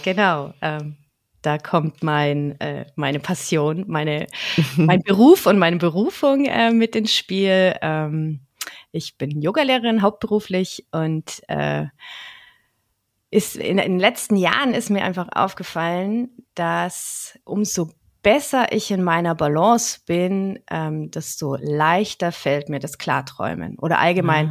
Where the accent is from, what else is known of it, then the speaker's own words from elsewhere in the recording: Franconia, Nuremberg area, Bavaria, Germany; ich bin eine Fränkin mhm. aus dem ja aus der Nürnberger Gegend